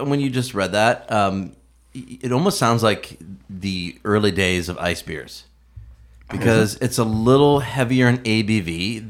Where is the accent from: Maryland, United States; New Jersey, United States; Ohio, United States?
Ohio, United States; Youngstown; I'm from Northeast Ohio, the Youngstown area.